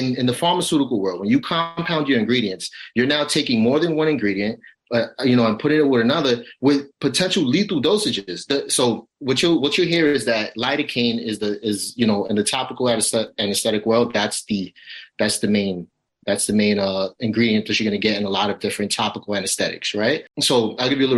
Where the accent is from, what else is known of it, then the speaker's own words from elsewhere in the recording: New York City, New York, United States; I come from a rough neighborhood. I grew up in Brownsville